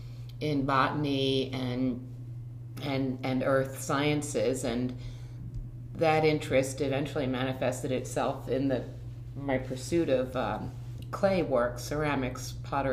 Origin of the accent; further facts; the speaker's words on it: Philadelphia suburbs, Pennsylvania, United States; I grew up in the Philadelphia suburbs